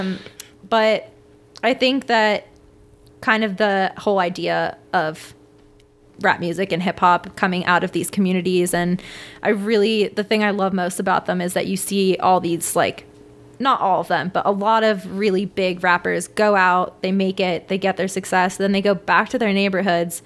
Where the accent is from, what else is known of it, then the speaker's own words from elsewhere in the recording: Washington, District of Columbia, United States; also born or lived in Venezuela; I grew up in D C